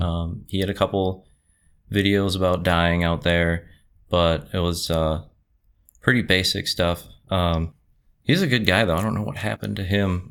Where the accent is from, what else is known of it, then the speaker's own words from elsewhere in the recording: Campbellsport, Wisconsin, United States; moved away as an adult; now in Appleton, United States; originally from Campbellsport, which is, uh, in between um, West Bend and Fond du Lac